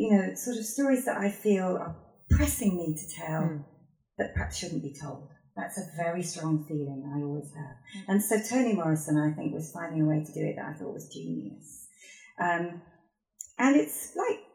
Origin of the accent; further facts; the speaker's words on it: Yorkshire and the Humber, United Kingdom; now in Cambridgeshire, United Kingdom; I'm a girl from Yorkshire and I'm white.